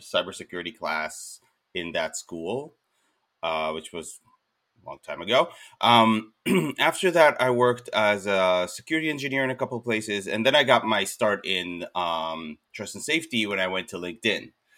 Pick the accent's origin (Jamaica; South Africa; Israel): Israel; moved away as an adult; now in United States; I'm originally from Israel